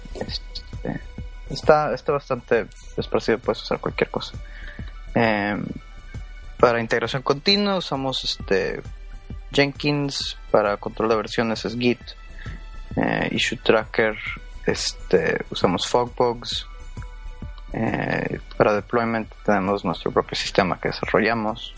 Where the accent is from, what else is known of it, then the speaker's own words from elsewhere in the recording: Monterrey, Nuevo León, Mexico; moved away as an adult; now in New York, United States; nací y crecí en, en Monterrey, Nuevo León